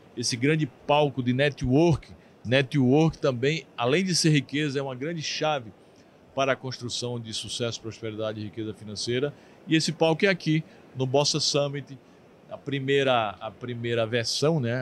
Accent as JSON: {"language": "Portuguese", "region": "southern Paraíba", "country": "Brazil", "said": "sou do Sul, do Sul da Paraíba"}